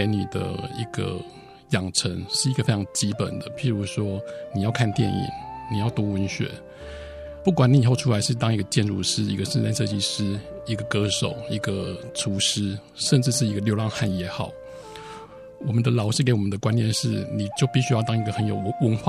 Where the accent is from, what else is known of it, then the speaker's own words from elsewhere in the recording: Tainan, Taiwan; 嗯、我出生于台南，然后小时候就是看着父亲在渔翁里面长大的，因为小时候我们家都住在盐水溪边